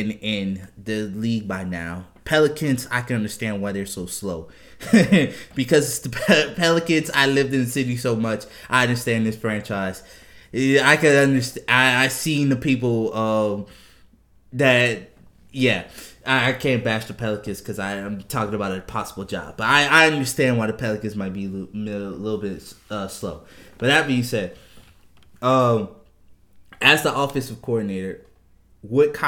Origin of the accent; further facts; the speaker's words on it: New Orleans, Louisiana, United States; moved away; also born or lived in Houston, Texas; New Orleans is my hometown, Houston is the place I used to live